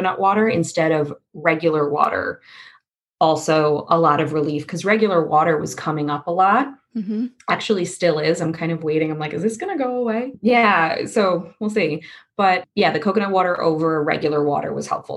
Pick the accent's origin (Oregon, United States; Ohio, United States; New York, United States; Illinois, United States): New York, United States; Long Island; moved away as an adult; now in Astoria, New York, United States; I'm originally from Long Island